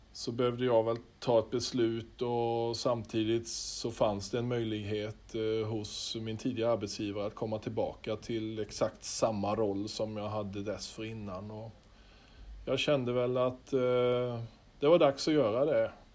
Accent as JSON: {"language": "Swedish", "town": "Holsbybrunn", "region": "Jönköping County", "country": "Sweden", "tie": "born or raised there", "also_born_or_lived": "Skaraborg", "said": "när jag praoade och gick i nian och var med på ett brobygge hemma i Holsbybrunn utanför Vetlanda"}